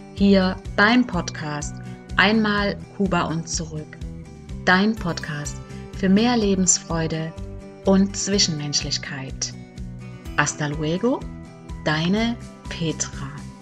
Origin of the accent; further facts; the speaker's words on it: Germany; moved away as an adult; also born or lived in Cuba; ich wollte einfach wieder zurück in meine Heimat, mein Heimweh, ich wollte meine Familie sehen